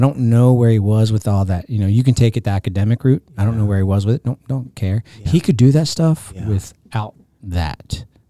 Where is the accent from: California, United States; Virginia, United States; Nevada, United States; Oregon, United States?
Virginia, United States; Roanoke; we're from Roanoke, Virginia.